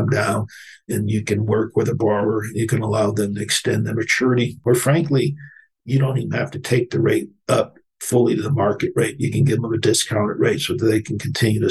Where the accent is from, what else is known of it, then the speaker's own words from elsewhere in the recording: Akron, Ohio, United States; since I'm from Cleveland, I'm from Akron